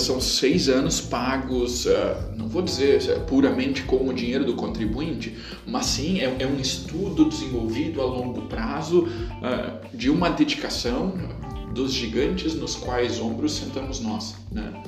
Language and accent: Portuguese; Santo Cristo, Rio Grande do Sul, Brazil; Eu venho do município de Santo Cristo, do outro lado do Rio Grande do Sul, ela é predominantemente alemã